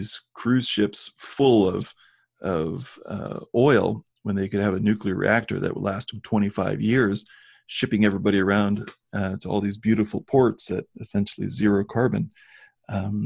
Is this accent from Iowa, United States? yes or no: yes; Iowa, United States; born or raised there; moved away